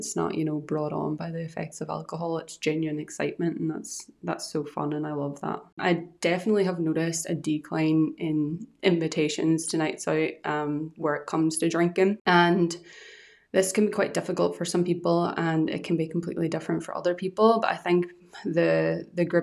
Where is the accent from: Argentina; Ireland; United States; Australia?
Ireland; also born or lived in Scotland; now in Edinburgh area, United Kingdom; I'm from Ireland and I moved to Scotland